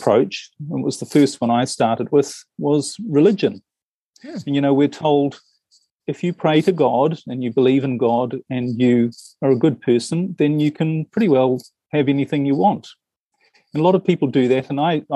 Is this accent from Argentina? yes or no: no; New Zealand; now in Europe; I'm originally from New Zealand, and I spend most of my time in Europe these days